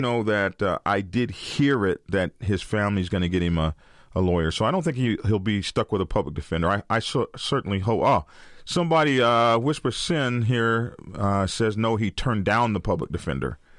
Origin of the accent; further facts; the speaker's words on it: Oklahoma, United States; I come from Oklahoma, uh, ride horses and all that sort of stuff. And we used to practice shooting off our horses.